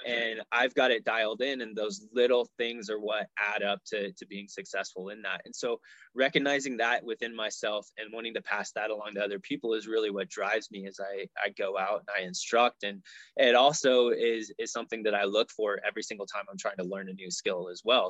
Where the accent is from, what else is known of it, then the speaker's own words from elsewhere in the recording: Colorado, United States; also born or lived in Dallas, Texas / Nebraska; I grew up here in Colorado, and Colorado pretty much always felt like home